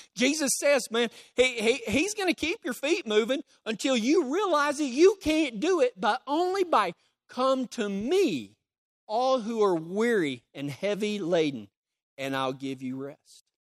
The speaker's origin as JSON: {"language": "English", "region": "Texas", "country": "United States", "said": "I'm from Texas"}